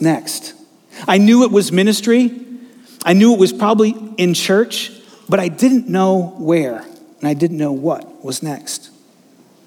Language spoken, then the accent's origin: English; Attleboro, Massachusetts, United States; I grew up in Attleboro